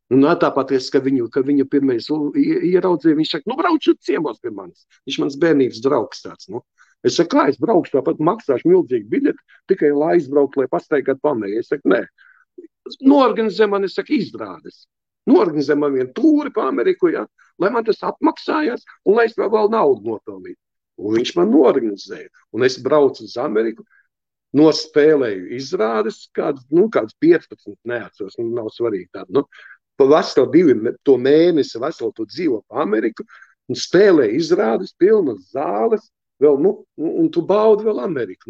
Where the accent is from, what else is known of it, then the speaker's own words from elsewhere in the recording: Riga, Latvia; es esmu dzimis un audzis ostā, Andreja ostā, pie lieliem kuģiem